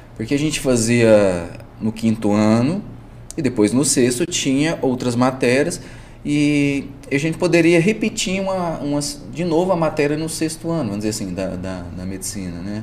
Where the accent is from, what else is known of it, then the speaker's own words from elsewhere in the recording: Itapagipe, Minas Gerais, Brazil; moved away as an adult; also born or lived in Caldas / Maringá, Paraná; É a minha cidade natal mesmo, que é a região ali de Itapajipe, Minas Gerais, Campina Verde também, Frutal, Triângulo